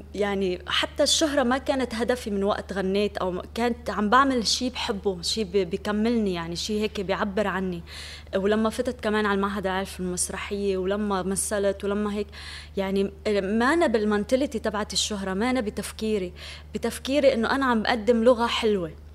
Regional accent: Syria; moved away as an adult; now in Lebanon; انا بحب اهل ضيعتي وبحترم افكارهم وعاداتهم وتقاليدهم

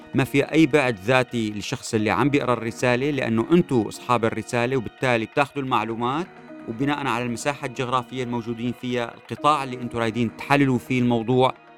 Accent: Syria; لذهننا كسوريين

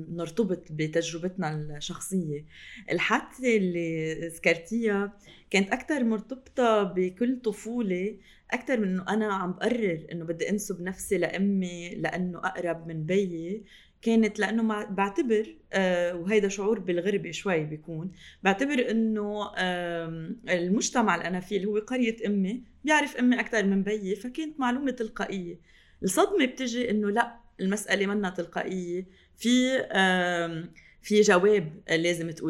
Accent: Syria; also born or lived in Lebanon; لا سيما اني سوريه لبنانيه

